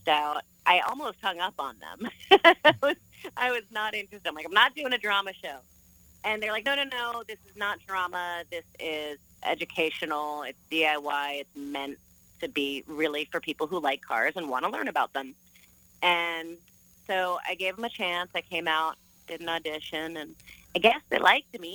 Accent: New Jersey, United States; moved away as an adult; also born or lived in Phoenix, Arizona / New York; now in Arizona, United States; my hometown in New Jersey, where my family still lived.

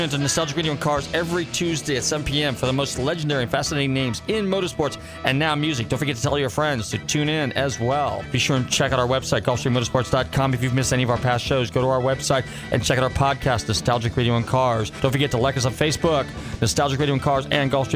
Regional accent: California, United States; moved away; I'm originally from California

